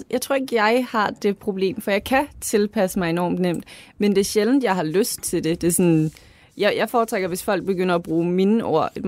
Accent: Lolland, Zealand, Denmark; Det er som om, du har en idé om, at fordi at jeg er fra Lolland, så har jeg ikke den kulturelle baglast.

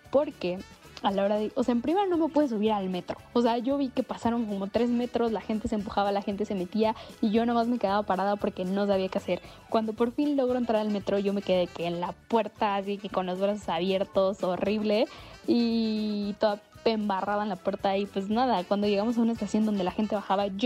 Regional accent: Veracruz, Mexico; moved away as an adult; now in Mexico City, Mexico; Para esto yo soy de Veracruz.

